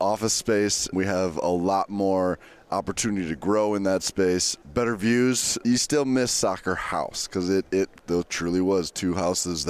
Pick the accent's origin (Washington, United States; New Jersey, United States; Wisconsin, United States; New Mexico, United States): Wisconsin, United States; Green Bay; moved away; I grew up in Green Bay and I was a 15-year-old